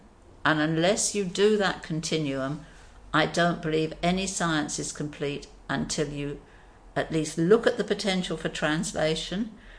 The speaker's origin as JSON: {"language": "English", "country": "Australia", "said": "and we did it because we're Australian. We're proud of our animals."}